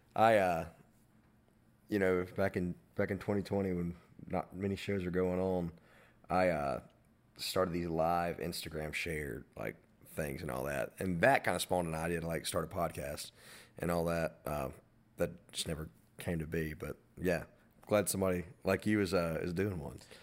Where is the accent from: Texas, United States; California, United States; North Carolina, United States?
North Carolina, United States; Madison; I'm from Moreland Cove and, like, the Madison area